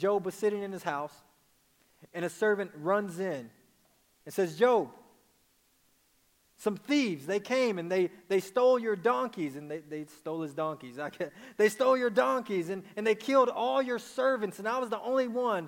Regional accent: Dallas, Texas, United States; I'm from Dallas, Texas. So when I say naked, it's

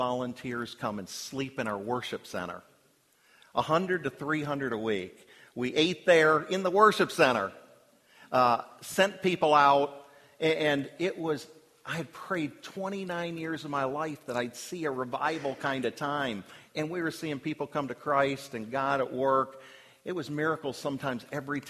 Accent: Washington, District of Columbia, United States; But I grew up in the Washington, D.C. area.

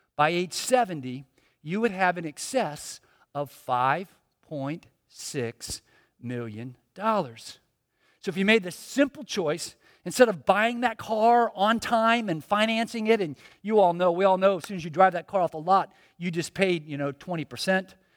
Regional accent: Miami, Florida, United States; I was born in Miami, grew up here

